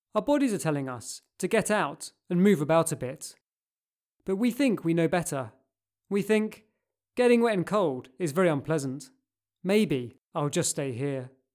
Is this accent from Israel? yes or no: no; Cambridge, East of England, United Kingdom; growing up in Cambridge